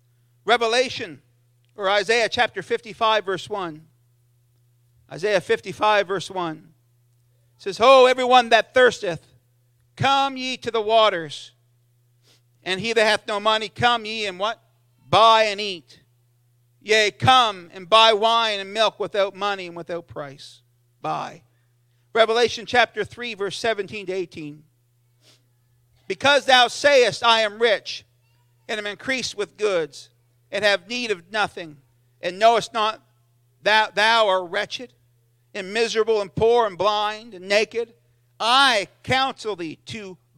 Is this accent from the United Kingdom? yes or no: yes; South East England, United Kingdom; And I remember feeling the power of God in Sunday school and growing up in Sussex.